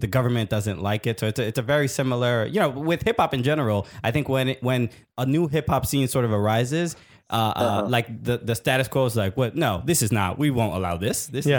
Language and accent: English; New York City, New York, United States; I'm from Brooklyn. I grew up in Brooklyn.